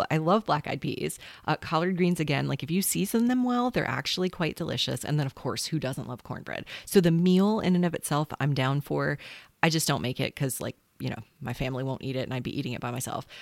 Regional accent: South Carolina, United States; I'm a South Carolinian

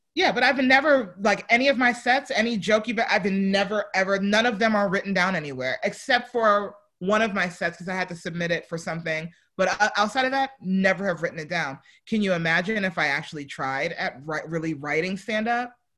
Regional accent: New York, United States; moved away; I'm from New York.

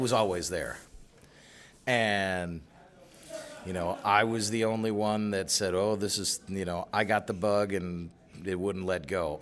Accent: Chicago, Illinois, United States; I grew up out on the South Side

